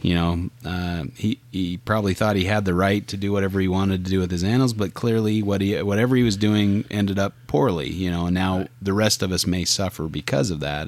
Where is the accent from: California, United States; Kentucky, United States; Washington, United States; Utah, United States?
Utah, United States; my home state of Utah